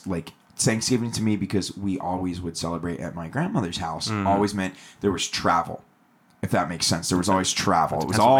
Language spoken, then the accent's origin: English; Atlanta, Georgia, United States; now in California, United States; I come from the East Coast. I come from Atlanta